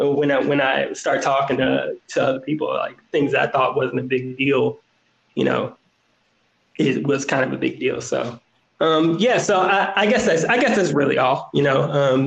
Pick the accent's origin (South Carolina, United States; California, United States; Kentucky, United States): Kentucky, United States; Louisville; Like, I'm from Louisville, so most of the schools are mixed, you know, in the urban areas.